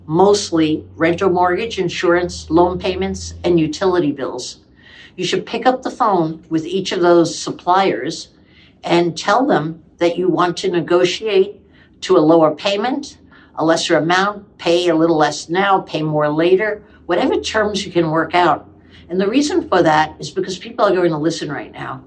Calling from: Toronto, Ontario, Canada; I'm calling from Toronto, Canada

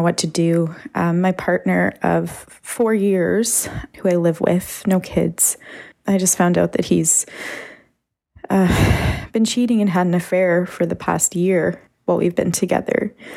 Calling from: Canada; I'm calling from Canada

